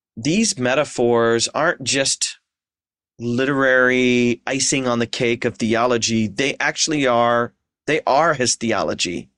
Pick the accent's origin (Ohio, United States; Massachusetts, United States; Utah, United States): Ohio, United States; Ashland; moved away as an adult; also born or lived in Seattle / Philadelphia / Portland; Ashland, Ohio, my hometown